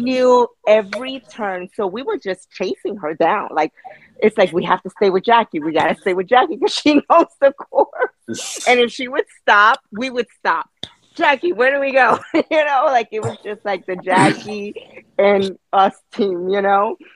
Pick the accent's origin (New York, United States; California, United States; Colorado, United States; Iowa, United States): New York, United States; New York City; now in Florida, United States; I, from New York, I grew up in the Bronx